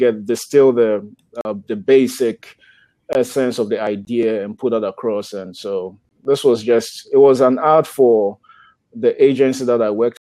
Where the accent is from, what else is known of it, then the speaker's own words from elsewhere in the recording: Ghana; moved away as an adult; now in United States; grew up in Ghana. Ghana is a country in the west coast of Africa.